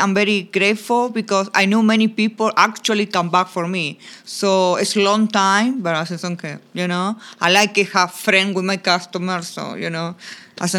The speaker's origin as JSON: {"language": "English", "region": "Buenos Aires", "country": "Argentina", "tie": "born or raised there", "first_language": "Spanish", "second_language": "English", "moved": "yes", "lives_now": "Orlando, United States", "said": "I born in Argentina, Buenos Aires. So I speak, you know, Castellano-Español, a little bit different. But I like a big cities, of course."}